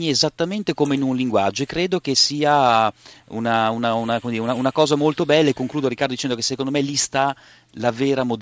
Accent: Bologna, Emilia-Romagna, Italy

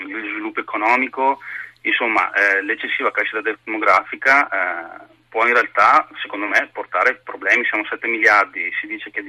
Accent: Bari, Apulia, Italy; now in Trieste, Italy; Io in realtà sono di Bari ma vivo a Trieste

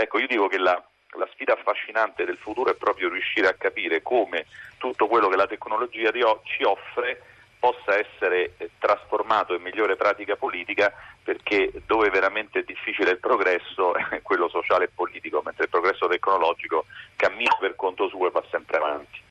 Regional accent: Rome, Lazio, Italy; io sono romano

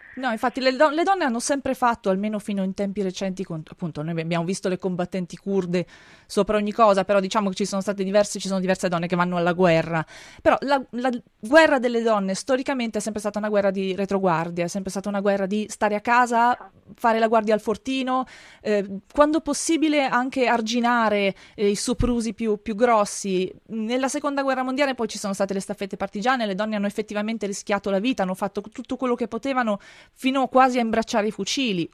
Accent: Friuli-Venezia Giulia, Italy; Io sono Friulana

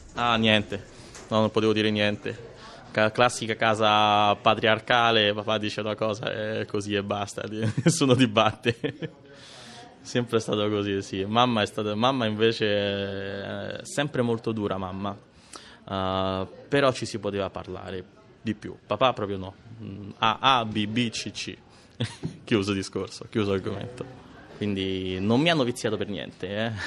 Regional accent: Rome, Lazio, Italy; sono nato a Ostia e sono cresciuto anche a Ostia

